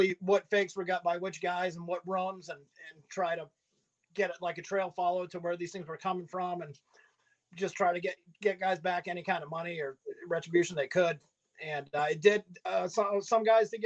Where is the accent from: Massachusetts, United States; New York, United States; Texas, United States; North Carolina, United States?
Massachusetts, United States; Greenfield; I grew up in Western Mass, Greenfield